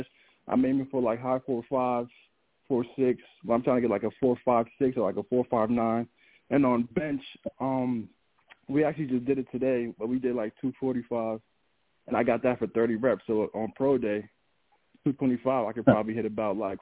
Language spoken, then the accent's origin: English; the Poconos, Pennsylvania, United States; also born or lived in Albany, New York; I'm from the Poconos, so I'm up in the mountains